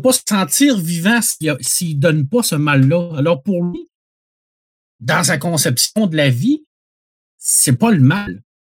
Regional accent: Quebec, Canada; notre éducation en tant que Québécois, Québécoise, qui ont des racines dans, la chrétienté

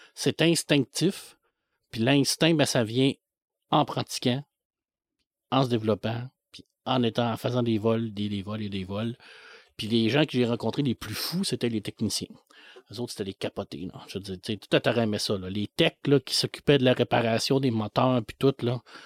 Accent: La Baie, Quebec, Canada; je suis né à Ville de l'Abbé

